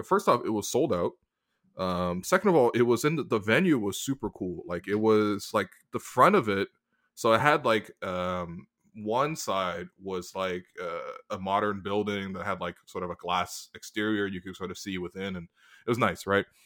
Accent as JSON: {"language": "English", "town": "Toronto", "region": "Ontario", "country": "Canada", "tie": "born or raised there", "said": "I grew up in Toronto"}